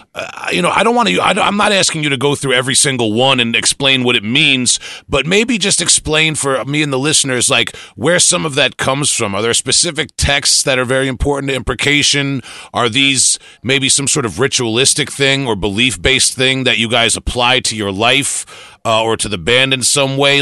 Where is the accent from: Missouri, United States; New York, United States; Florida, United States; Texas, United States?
New York, United States; Long Island; I'm from Long Island, New York, so I I, have, I can't pronounce anything right